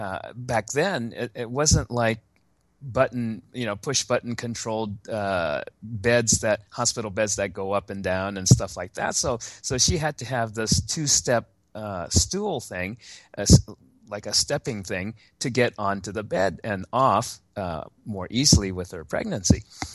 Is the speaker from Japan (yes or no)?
yes; Japan; born there; I was born in Japan, but I was born on an American military base there because my father was in the army during the Korean War